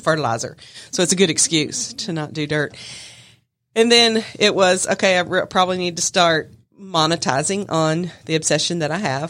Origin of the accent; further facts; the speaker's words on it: Smyrna, Georgia, United States; I'm from Smyrna